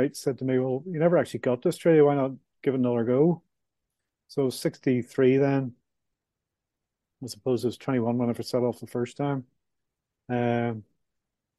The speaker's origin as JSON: {"language": "English", "town": "Belfast", "region": "Northern Ireland", "country": "United Kingdom", "tie": "born or raised there", "moved": "as an adult", "said": "mid 60s from Belfast, Northern Ireland. I was brought up in the Troubles, as we called it"}